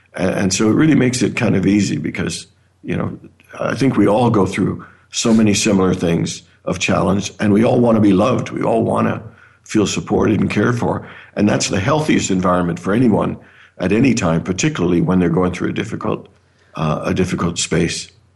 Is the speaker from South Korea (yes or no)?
no; near Toronto, Ontario, Canada; also born or lived in Caribbean; now in Phoenix, United States; I was born in the Caribbean. I actually grew up in Canada near Toronto.